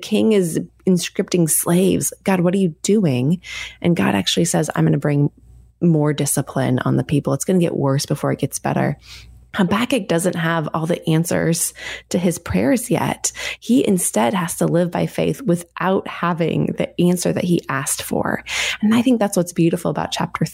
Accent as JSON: {"language": "English", "region": "Oregon", "country": "United States", "tie": "born or raised there", "said": "I grew up here in Oregon"}